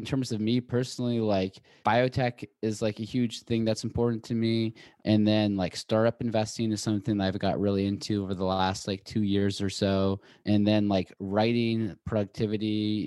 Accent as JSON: {"language": "English", "town": "Seattle", "region": "Washington", "country": "United States", "also_born_or_lived": "Boulder / New York / Los Angeles", "moved": "yes", "lives_now": "Santa Monica, United States", "said": "I'm from Seattle originally, went to school in Boulder, and then moved to New York, and I just moved"}